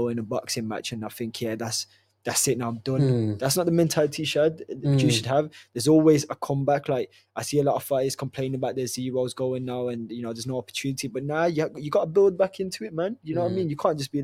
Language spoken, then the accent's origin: English; Wolverhampton, West Midlands, United Kingdom; I'm from Wolverhampton. I support my own city. You know what I mean? This is where I'm from.